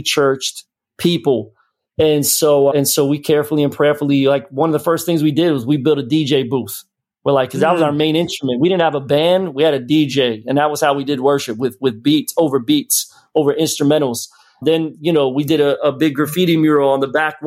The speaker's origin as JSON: {"language": "English", "town": "Philadelphia", "region": "Pennsylvania", "country": "United States", "also_born_or_lived": "Florida", "moved": "as an adult", "lives_now": "Tampa, United States", "said": "I'm from Philly."}